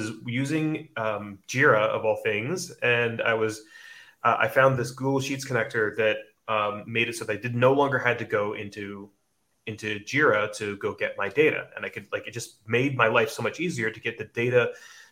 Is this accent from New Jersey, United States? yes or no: yes; New Jersey, United States; moved away as an adult; now in Sydney, Australia; I'm from New Jersey, but I live in Bondi, Sydney, Australia